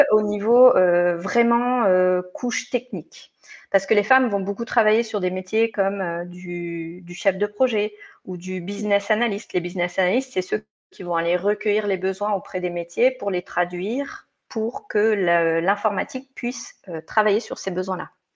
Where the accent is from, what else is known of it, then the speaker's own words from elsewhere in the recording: Provence-Alpes-Côte d'Azur, France; moved away as an adult; also born or lived in Lyon; now in Geneva, Switzerland; je suis originaire des Hautes-Alpes. Euh, où bah, j'ai suivi toute ma scolarité quand j'étais plus jeune.